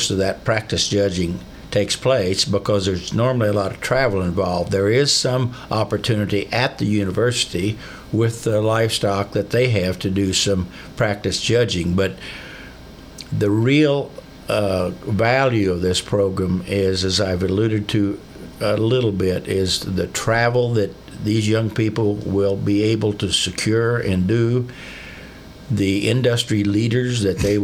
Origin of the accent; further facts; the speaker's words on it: Missouri, United States; a Vernon County boy